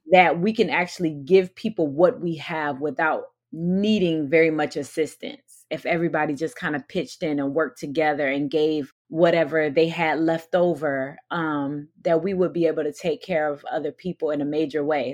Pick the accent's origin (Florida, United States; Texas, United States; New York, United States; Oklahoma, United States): Florida, United States; St. Petersburg; also born or lived in Newark, New Jersey; I moved to Florida when my dad was called to pastor at a church in Saint Petersburg when I was five